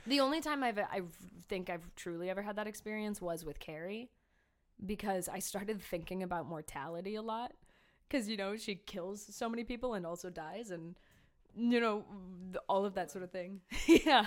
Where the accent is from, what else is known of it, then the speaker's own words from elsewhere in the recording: Cleveland, Ohio, United States; moved away; I'm from Cleveland